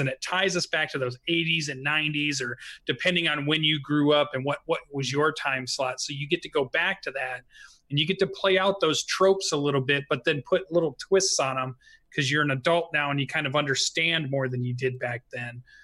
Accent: Phoenix, Arizona, United States; now in Pacific Northwest, United States; I grew up in Arizona for all of my trigger-treating days.

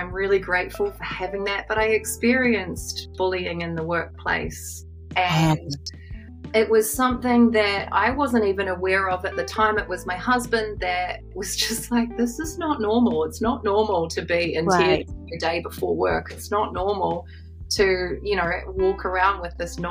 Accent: New Zealand; I am a New Zealander.

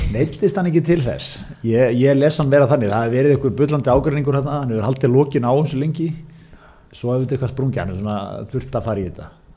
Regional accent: Seltjarnarnes, Capital Region, Iceland; mín heimabæ Seltjarnarnesi

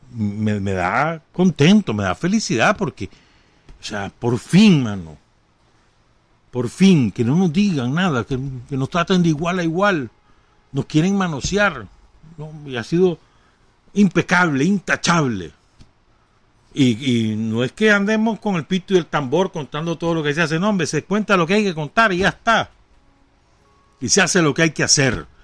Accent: Nicaragua

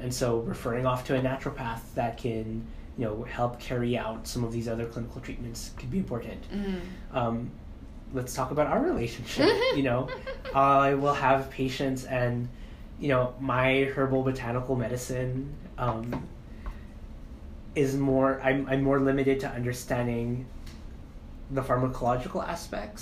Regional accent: Philippines; I'm Filipino

